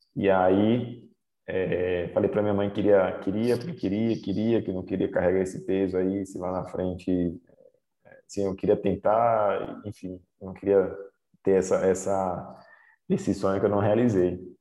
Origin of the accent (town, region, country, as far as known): Aracaju, Sergipe, Brazil; born or raised there; moved away as an adult; also born or lived in Sobral, Ceará / Italy